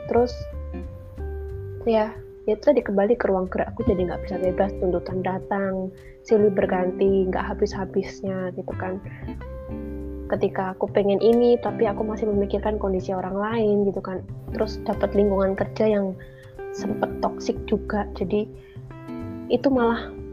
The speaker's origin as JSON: {"language": "Indonesian", "region": "Java", "country": "Indonesia", "tie": "born or raised there", "moved": "yes", "said": "namanya juga dari kecil besarnya di Jawa terus ke sini nggak punya"}